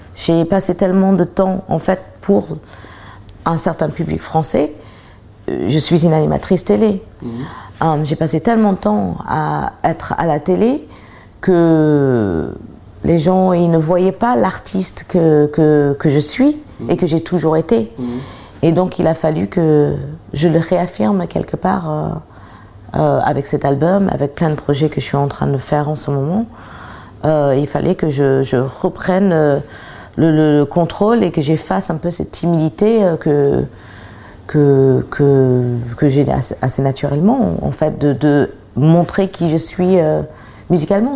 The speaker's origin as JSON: {"language": "French", "country": "United States", "said": "je suis américaine"}